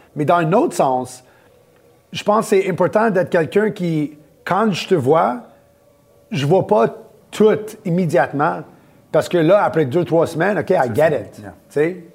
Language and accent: French; Laval, Quebec, Canada; also born or lived in Montreal / Orlando; né, à Montréal, à cartierville Ville-Saint-Laurent, quand j'étais jeune. On a déménagé à Laval. J'étais là pour euh, la plupart de mon, ma jeunesse